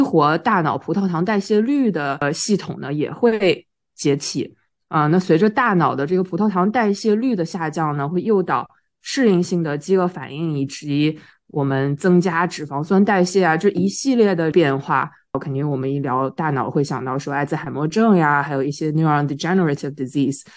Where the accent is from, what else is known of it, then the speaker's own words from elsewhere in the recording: China; 我们中国人